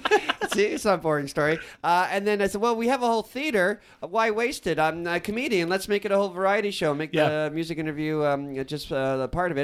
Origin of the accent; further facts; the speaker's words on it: Canada; We Canadians